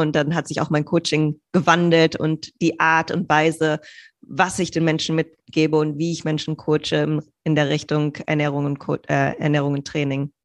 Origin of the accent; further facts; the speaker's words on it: Bielefeld, North Rhine-Westphalia, Germany; moved away as an adult; also born or lived in Hamburg / Greece / United States; ursprünglich bin ich geboren in Bielefeld